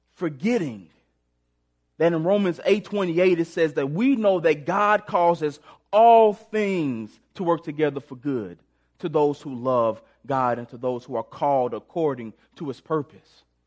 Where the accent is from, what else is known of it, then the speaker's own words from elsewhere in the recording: St. Louis, Missouri, United States; moved away as an adult; now in Springfield, United States; I grew up in Sp-, Saint Louis, Missouri, came down to Springfield to play football at Missouri State.